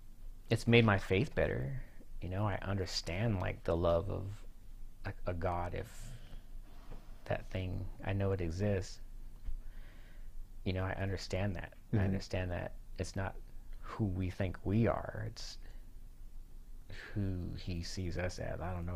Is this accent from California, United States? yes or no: yes; California, United States; moved away; when we moved to Arkansas from California. Everyone was always like, "You're different."